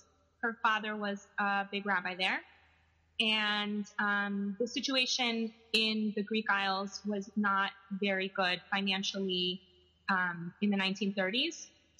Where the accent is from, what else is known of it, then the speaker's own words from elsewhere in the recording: Colombia; born there; So I was born in Colombia, and I didn't schedule that myself. That was my parents doing.